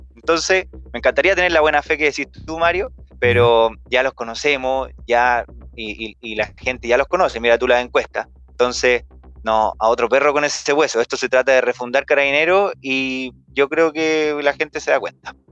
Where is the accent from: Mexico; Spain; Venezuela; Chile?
Chile; como yo, somos chilenos